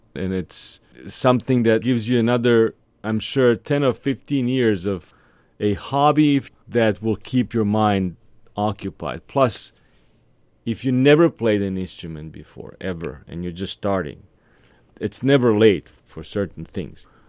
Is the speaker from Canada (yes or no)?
no; Serbia; also born or lived in Atlanta; now in Savannah, United States; In my neck of the woods, I come from Serbia, Eastern Europe.